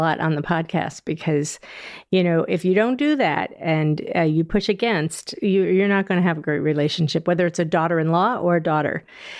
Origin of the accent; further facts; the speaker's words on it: New Hampshire, United States; I grew up in New Hampshire